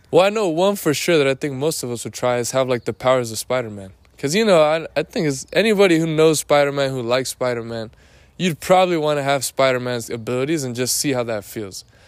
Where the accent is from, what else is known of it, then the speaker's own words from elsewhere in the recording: Lake Elsinore, California, United States; I am in my hometown, which is Lake Elsinore